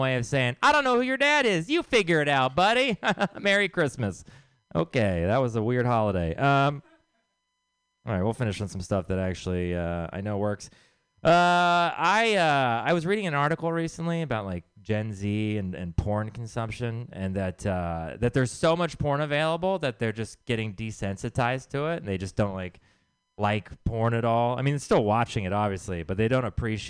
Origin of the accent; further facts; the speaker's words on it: Texas, United States; I'm from Texas